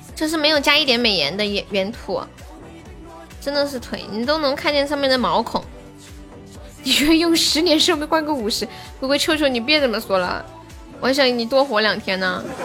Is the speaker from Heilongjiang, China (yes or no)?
yes; Harbin, Heilongjiang, China; 我东北哈尔滨的